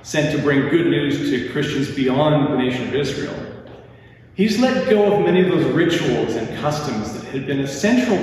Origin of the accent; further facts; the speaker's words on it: Lacombe, Alberta, Canada; I grew up in Lacombe, one of the greatest small towns in the world